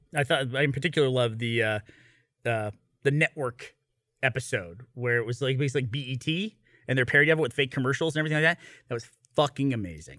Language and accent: English; upstate New York, United States; now in Austin, United States; when I was growing up in New England in upstate New York